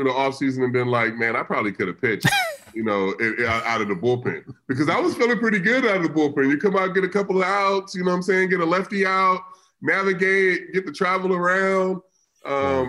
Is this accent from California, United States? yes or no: yes; California, United States; I grew up in California, in inner city